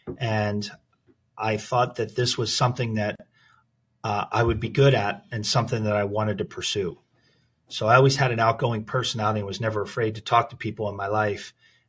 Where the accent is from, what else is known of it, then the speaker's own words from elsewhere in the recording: Philadelphia, Pennsylvania, United States; moved away as an adult; also born or lived in Minneapolis, Minnesota / Phoenix, Arizona / Prescott Valley, Arizona / New York; now in Pittsburgh, United States; I'm born and raised in Philadelphia, Pennsylvania